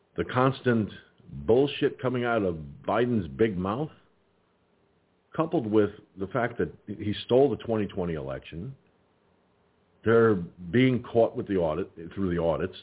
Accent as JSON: {"language": "English", "town": "Peekskill", "region": "New York", "country": "United States", "tie": "born or raised there", "moved": "yes", "said": "the Peekskill Field Library in my home there in my hometown"}